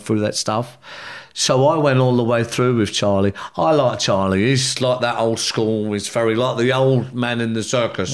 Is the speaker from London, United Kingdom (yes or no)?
yes; London, United Kingdom; also born or lived in Ireland; I come from the South London